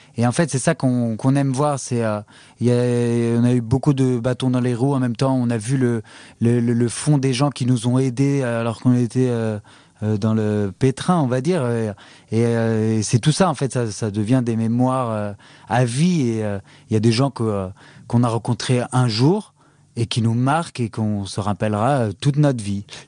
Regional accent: France; moved away; on est français

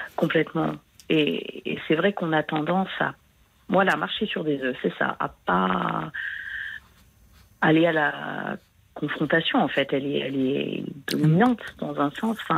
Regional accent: France; moved away; je suis française, mais j'habite à l'étranger

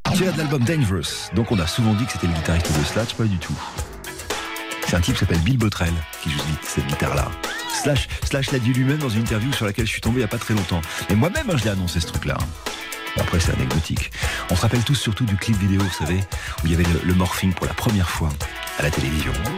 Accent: Bordeaux, Nouvelle-Aquitaine, France; je suis tellement de Bordeaux

